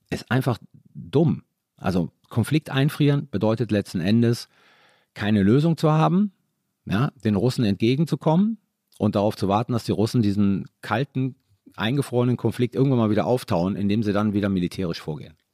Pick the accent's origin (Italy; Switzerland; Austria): Italy; Bundeswehr hat sich ja für mich nicht gestellt. Ich war Italiener.